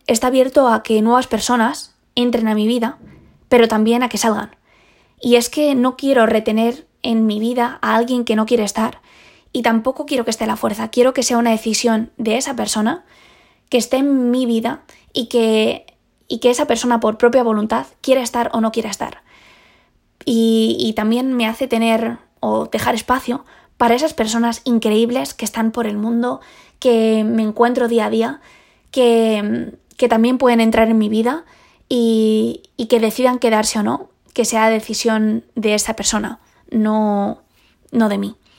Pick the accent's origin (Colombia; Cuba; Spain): Spain; Esa fue la primera vez que salí sola de, de España